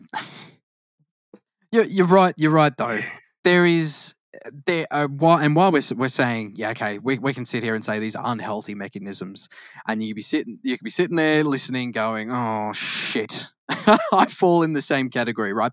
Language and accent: English; Queensland, Australia; also born or lived in Victoria, Australia; I'm more of a Queenslander